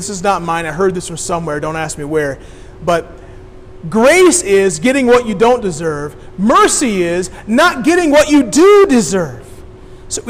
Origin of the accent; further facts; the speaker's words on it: Decatur, Illinois, United States; I grew up downstate. I grew up in Decatur.